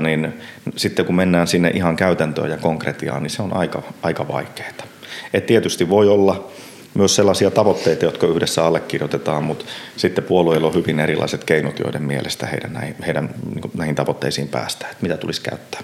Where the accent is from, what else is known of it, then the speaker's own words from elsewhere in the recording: Puolanka, Kainuu, Finland; also born or lived in Enontekiö; now in Inari, Finland; siellä lapsuudessa itsellä, nyt kun Puolangalla on, hmm. on varttunut